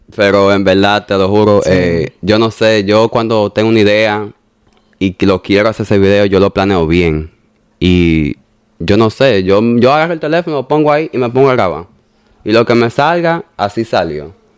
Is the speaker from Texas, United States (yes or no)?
no; New York, United States; also born or lived in Bonao; de los tres meses María me llevó para Nueva York